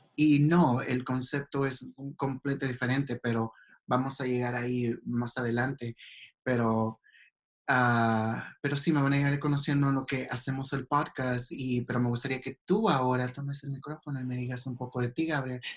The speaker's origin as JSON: {"language": "Spanish", "country": "El Salvador", "tie": "born or raised there", "moved": "as an adult", "lives_now": "Los Angeles, United States", "said": "yo soy originalmente de El Salvador. tengo viviendo en Los Ángeles 15 años, de que me mudé de El Salvador. Ah, no he crecido, la mayoría de mi vida crecí en El Salvador. Me mudé a los 18"}